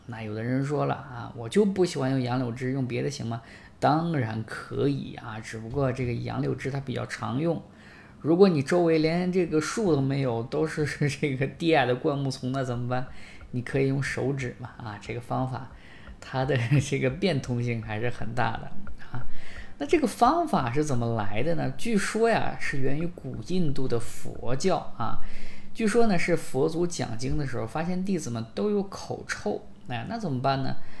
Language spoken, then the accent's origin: Chinese; China